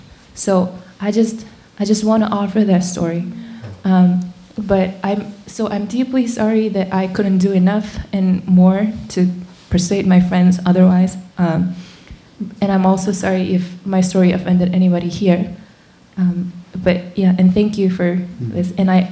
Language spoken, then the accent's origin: English; South Korea; Having come from South Korea, I am deeply concerned for the safety of my home country.